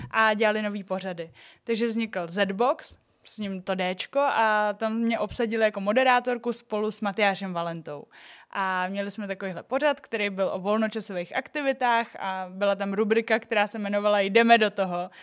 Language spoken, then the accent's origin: Czech; Liberec, Liberec Region, Czechia; now in Prague, Czech Republic; já jsem z Liberce, malý město, Byla jsem tam takový jako jedinej Aziat